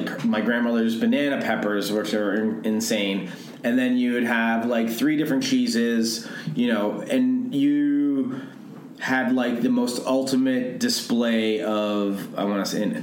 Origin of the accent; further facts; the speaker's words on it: Toronto, Ontario, Canada; moved away as an adult; now in Los Angeles, United States; I grew up in Toronto